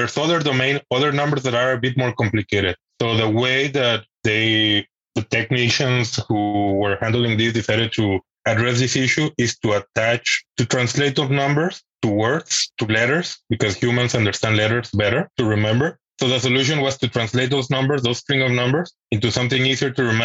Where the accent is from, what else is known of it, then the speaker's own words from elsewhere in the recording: Mexico; moved away as an adult; now in Switzerland; I am originally from Mexico